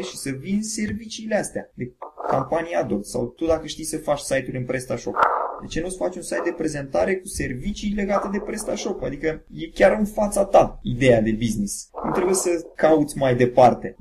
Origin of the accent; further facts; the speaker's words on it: Bacău, Bacău County, Romania; am 35 de ani, sunt din Bacău